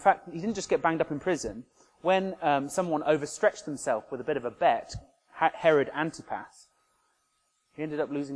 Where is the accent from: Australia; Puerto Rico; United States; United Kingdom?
United Kingdom; Oxford, South East England; My hometown of Oxford